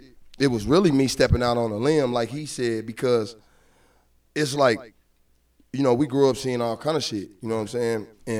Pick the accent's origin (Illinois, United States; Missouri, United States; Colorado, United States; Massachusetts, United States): Missouri, United States; Kansas City; I grew up in Kansas City, man. Like, see, we from the south side. You know what I'm saying? We from 108th Street.